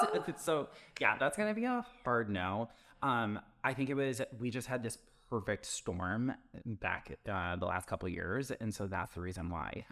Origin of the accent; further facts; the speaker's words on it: Wisconsin, United States; now in Chicago, United States; I'm from Wisconsin